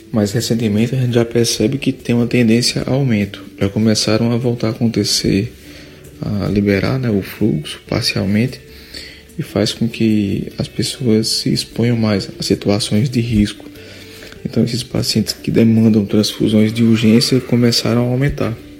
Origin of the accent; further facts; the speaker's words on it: Juazeiro do Norte, Ceará, Brazil; moved away as an adult; also born or lived in Recife; E eu sou natural de Juazeiro do Norte mesmo. É, morei um tempo em Recife, mas estou de volta há mais ou menos três anos